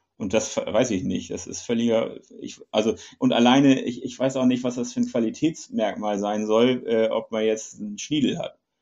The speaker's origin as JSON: {"language": "German", "country": "Germany", "said": "wir als Deutsche"}